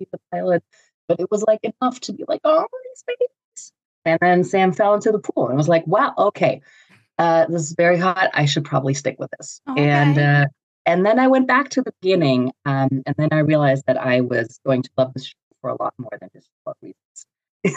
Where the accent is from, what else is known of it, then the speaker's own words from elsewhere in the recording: Germany; I'm from Germany